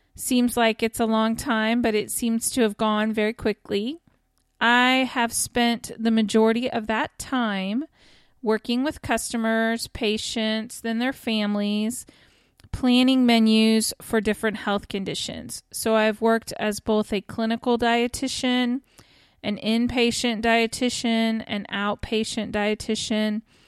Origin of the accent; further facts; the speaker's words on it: Kansas, United States; also born or lived in Texas; now in Oklahoma, United States; I'm originally from Kansas, and I currently live in Oklahoma with my family.